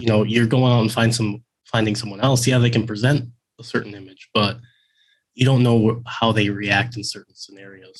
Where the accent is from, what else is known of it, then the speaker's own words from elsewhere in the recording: Midwest, United States; moved away as an adult; also born or lived in Oregon; I grew up in the Midwest